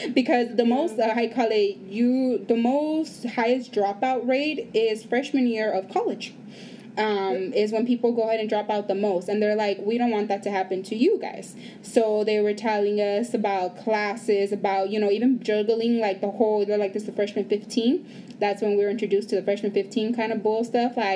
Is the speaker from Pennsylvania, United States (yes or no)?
no; Los Angeles, California, United States; so we come from East LA. We do not come of what we would call privilege.